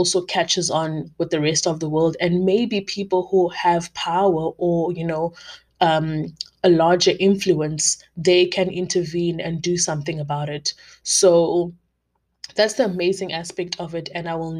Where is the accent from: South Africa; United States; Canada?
South Africa; as a South African black woman